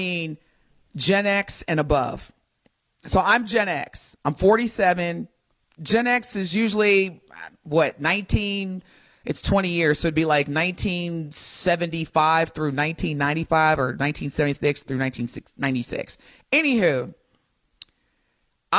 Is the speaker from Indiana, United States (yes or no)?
yes; Indiana, United States; growing up in Indiana, we picked corn in the summer